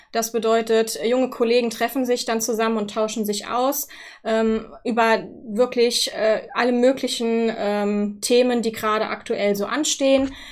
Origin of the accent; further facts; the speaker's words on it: Wittlich, Rhineland-Palatinate, Germany; bin dann jetzt vor ähm, dreieinhalb Jahren nach äh, Wittlich gewechselt, wieder zurück in meine Heimat sozusagen, wo ich auch herkomme